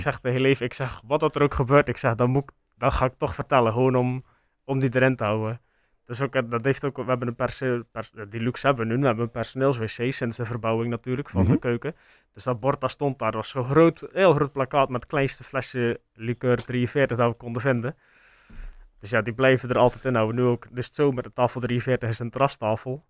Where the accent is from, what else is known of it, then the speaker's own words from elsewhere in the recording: Sluis, Zeeland, Netherlands; wij horen natuurlijk dat wij van Sluis zijn